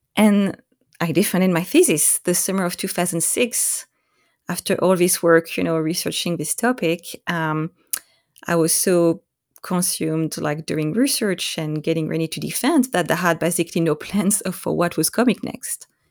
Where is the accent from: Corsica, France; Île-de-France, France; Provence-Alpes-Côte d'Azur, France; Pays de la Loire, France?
Corsica, France; English is a second language; moved away as an adult; also born or lived in Nice area, France / Oahu, Hawaii; now in Vancouver, Washington, United States; I was born and raised in Corsica, a French island in the Mediterranean Sea.